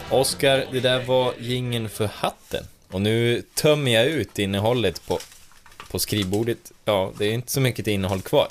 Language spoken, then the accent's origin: Swedish; Hälsingland, Gävleborg County, Sweden; jag är uppvuxen i Hälsingland